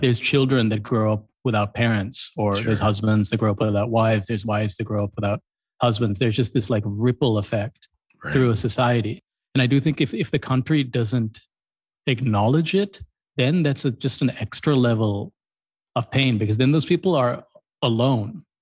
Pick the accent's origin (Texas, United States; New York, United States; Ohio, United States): Ohio, United States; Columbus; now in Colombo, Sri Lanka; I grew up in Columbus, Ohio